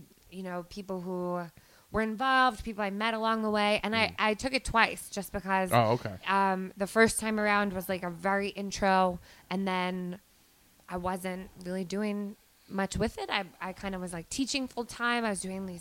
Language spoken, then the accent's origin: English; Miller Place, New York, United States; now in New York City, United States; I'm from out east.